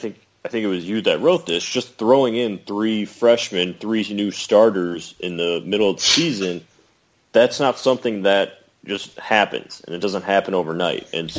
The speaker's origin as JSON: {"language": "English", "region": "Illinois", "country": "United States", "said": "You know I'm from Illinois"}